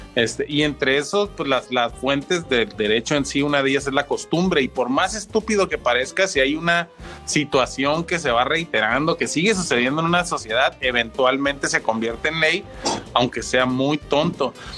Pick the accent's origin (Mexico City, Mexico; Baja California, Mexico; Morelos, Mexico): Baja California, Mexico; Tijuana; soy un tijuanense que conoció el stand-up ya desde hace mucho tiempo